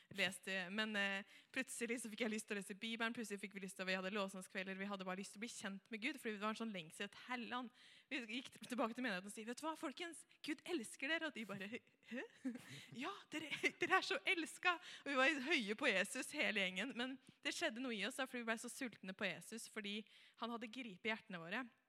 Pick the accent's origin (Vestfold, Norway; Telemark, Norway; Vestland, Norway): Vestfold, Norway; Helgeroa; kommer jeg fra Helgerå. Jeg er ikke så langt fra Tønsberg, egentlig